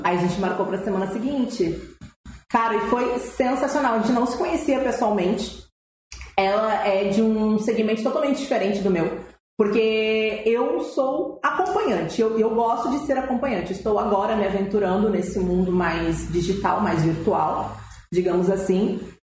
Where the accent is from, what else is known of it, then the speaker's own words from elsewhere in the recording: Rio Grande do Sul, Brazil; tenho 27 anos, sou gaúcha